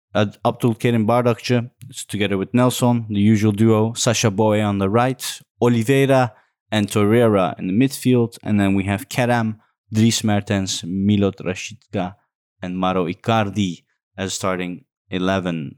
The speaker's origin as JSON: {"language": "English", "town": "Amsterdam", "region": "North Holland", "country": "Netherlands", "said": "I'm from Holland, Amsterdam"}